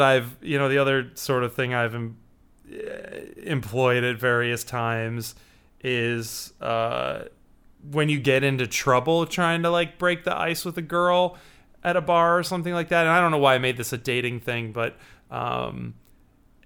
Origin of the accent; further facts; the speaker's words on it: Chicago, Illinois, United States; I'm from Chicago